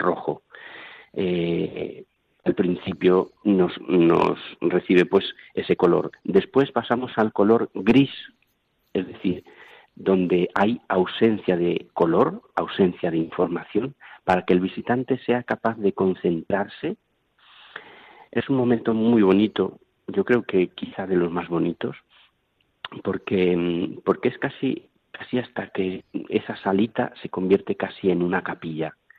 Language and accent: Spanish; Medina del Campo, Castile and León, Spain; now in Toledo, Spain; soy de Medina del Campo